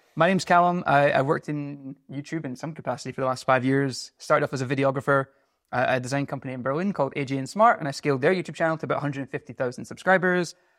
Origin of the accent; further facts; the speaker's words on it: Scotland, United Kingdom; moved away; I'm a Scottish seventeen